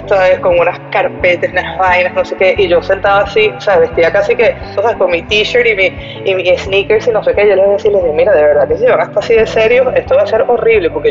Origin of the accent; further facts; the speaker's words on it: Mexico; moved away; Yo me vine de México en el 2013. En el 2013.